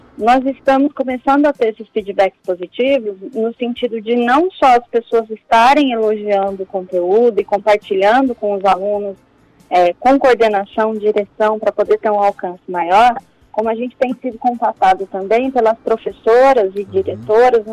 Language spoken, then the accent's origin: Portuguese; Campinas region, São Paulo, Brazil; moved away; Eu não sou da região de Bauru, né? Eu sou da região de Campinas.